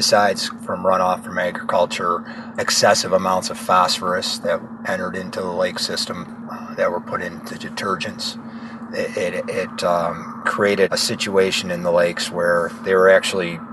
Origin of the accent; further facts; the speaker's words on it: Grand Island, New York, United States; I was born and raised in Grand Island, New York, which is actually an island in the upper Niagara River